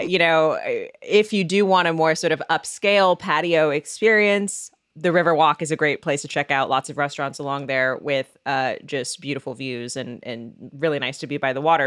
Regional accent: Seattle, Washington, United States; now in Chicago, United States; my hometown team, the Seahawks

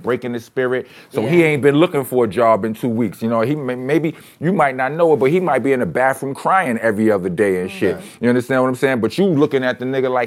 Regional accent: New York City, New York, United States; I'm from Brownsville.

